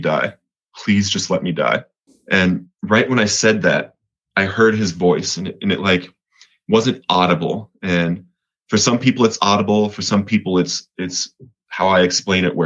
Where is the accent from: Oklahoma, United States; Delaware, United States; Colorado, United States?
Colorado, United States; moved away; also born or lived in Montana; I'm from Colorado